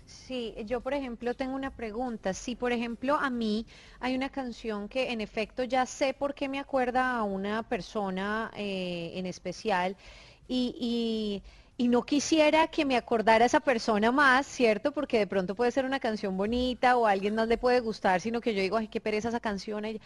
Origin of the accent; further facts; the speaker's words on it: Monterrey, Nuevo León, Mexico; Yo, soy, regia, tranquilo.